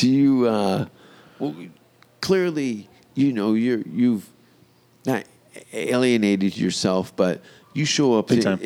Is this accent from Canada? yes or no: yes; Canada; moved away as an adult; also born or lived in England; I'm from Canada